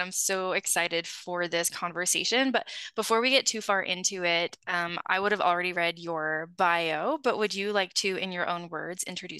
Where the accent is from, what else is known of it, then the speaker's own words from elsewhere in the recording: Utah, United States; growing up in Utah